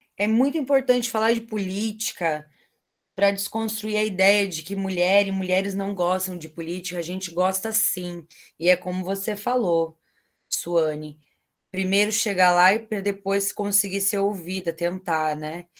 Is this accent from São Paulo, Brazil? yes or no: no; Cascavel, Paraná, Brazil; A minha terrinha, eu sou de Cascavel